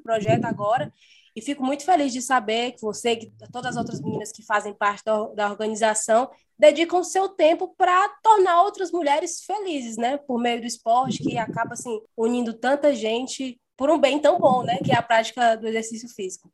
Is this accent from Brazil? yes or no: yes; Passaré, Ceará, Brazil; sou do Passaré